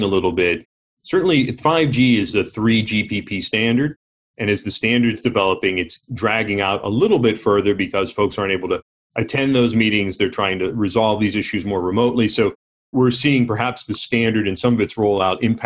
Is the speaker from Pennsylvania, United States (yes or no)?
yes; Pittsburgh, Pennsylvania, United States; growing up in the Rust Belt of the steel industry of Pittsburgh in the 70s